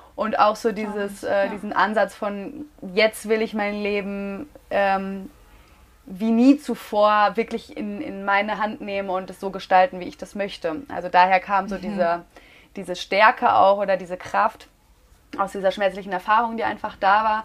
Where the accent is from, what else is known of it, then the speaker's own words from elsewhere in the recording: Münster, North Rhine-Westphalia, Germany; moved away as an adult; now in Mallorca, Spain; Ich komme ursprünglich aus Münster, lebe seit jetzt gut anderthalb Jahren auf Mallorca